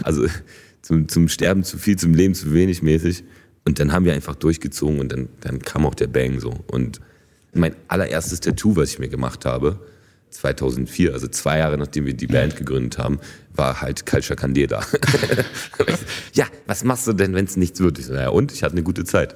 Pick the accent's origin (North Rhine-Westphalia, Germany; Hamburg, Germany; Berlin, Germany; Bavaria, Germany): Berlin, Germany; German is a second language; ich bin auf jeden Fall, also Berliner durch und durch. So. Also natürlich habe ich dann auch einen, einen, deutschen Pass bekommen und so. Und also die Stadt ist voll meine Heimat